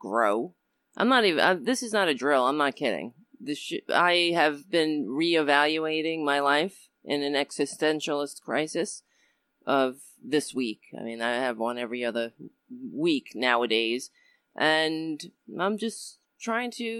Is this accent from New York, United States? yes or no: yes; New York City, New York, United States; I was born in Brooklyn, New York